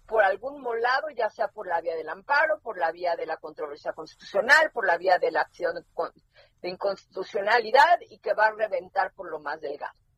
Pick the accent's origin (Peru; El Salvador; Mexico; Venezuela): Mexico; los que acabamos en la calle de la amargura somos los mexicanos